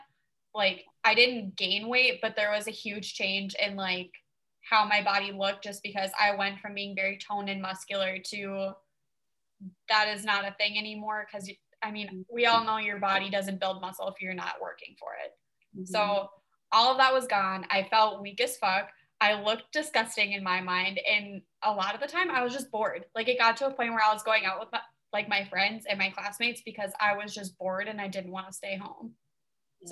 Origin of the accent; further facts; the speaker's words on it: Fargo, North Dakota, United States; also born or lived in Wahpeton, North Dakota; I am from Fargo, North Dakota.